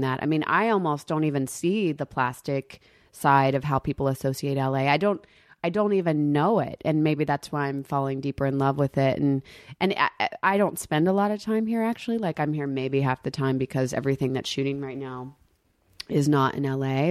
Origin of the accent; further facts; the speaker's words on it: the South, United States; moved away; I'm from the South